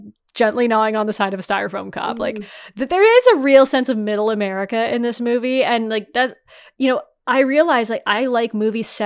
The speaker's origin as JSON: {"language": "English", "region": "Northeastern Ontario", "country": "Canada", "also_born_or_lived": "Waterloo, Ontario", "moved": "yes", "said": "I'm not from the Midwest, obviously. I'm from Northeastern Ontario"}